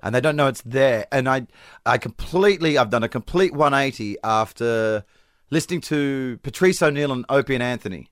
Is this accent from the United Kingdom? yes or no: no; Perth, Western Australia, Australia; accent: Australian; moved away; I'm from Perth, which is the most secluded city in the world